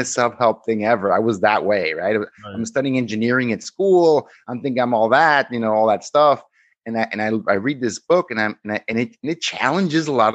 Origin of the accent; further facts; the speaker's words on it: Mexico; I became a minor celebrity in my hometown in Mexico for getting a job in Microsoft